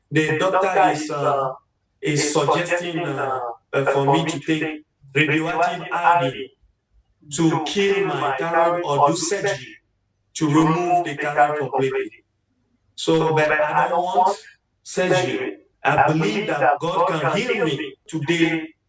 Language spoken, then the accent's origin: English; Togo; now in United States; I am originally from Togo. And I'm living in the United States of America.